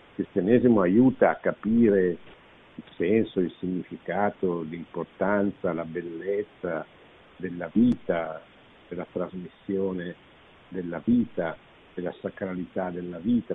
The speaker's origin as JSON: {"language": "Italian", "country": "Italy"}